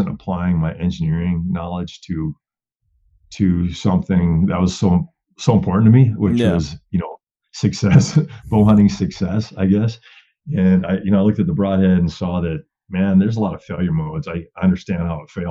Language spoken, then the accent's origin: English; Wisconsin, United States; moved away as an adult; now in Colorado, United States; I grew up in Wisconsin, bow hunting, whitetails.